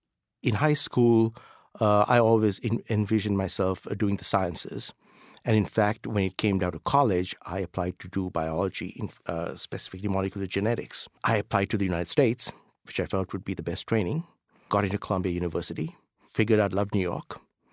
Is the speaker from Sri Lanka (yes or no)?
yes; Colombo, Western Province, Sri Lanka; But I grew up in Colombo, Sri Lanka, so K through 12.